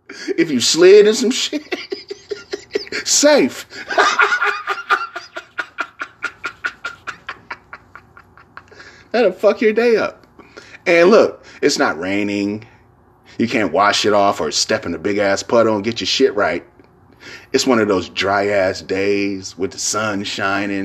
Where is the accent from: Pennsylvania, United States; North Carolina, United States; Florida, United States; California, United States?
California, United States; San Francisco; San Francisco